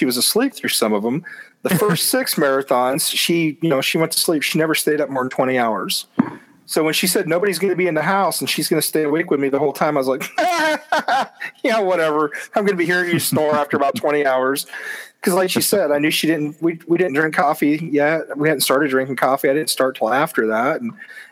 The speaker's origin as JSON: {"language": "English", "town": "Ottumwa", "region": "Iowa", "country": "United States", "tie": "born or raised there", "said": "my hometown of Ottumwa"}